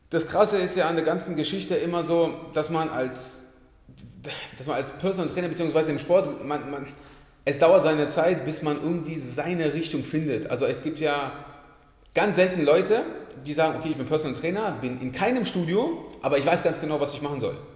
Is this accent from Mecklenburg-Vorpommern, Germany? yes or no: no; Berlin, Germany; also born or lived in Poland; now in Leipzig, Germany; Ähm, ich komme ursprünglich aus Berlin, geboren bin ich in Polen, ähm, hat schon immer Basketball gespielt, ähm, im, Bas im, äh, Basketball angefangen in, Be in Berlin